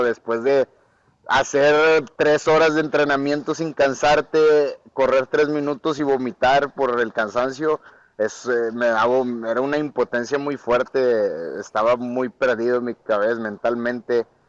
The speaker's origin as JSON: {"language": "Spanish", "region": "northern Mexico", "country": "Mexico", "said": "yo soy un guerrero mexicano"}